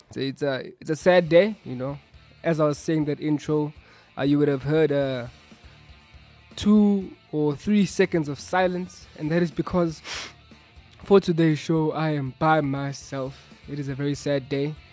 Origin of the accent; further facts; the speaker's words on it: the South, United States; I'm actually not, I'm from the South.